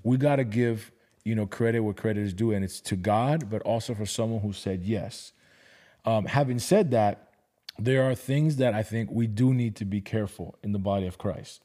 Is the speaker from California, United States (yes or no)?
no; Miami, Florida, United States; now in Atlanta, United States; I was born and raised in Miami